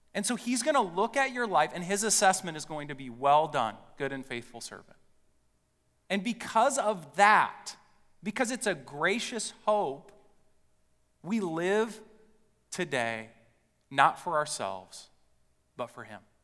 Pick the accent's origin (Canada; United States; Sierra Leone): United States; West Lafayette, Indiana; I grew up in West Lafayette, Indiana.